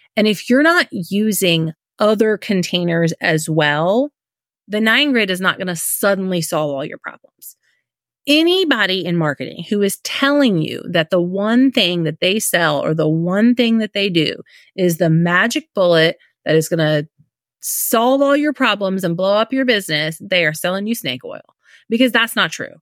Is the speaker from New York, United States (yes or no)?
no; Indiana, United States; moved away as an adult; now in Florida, United States; We live in Florida. Um, we're originally from Indiana